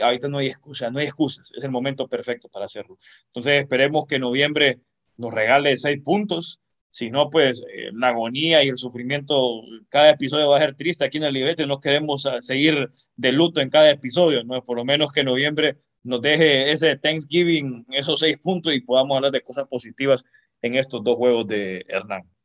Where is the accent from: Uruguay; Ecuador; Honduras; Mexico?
Honduras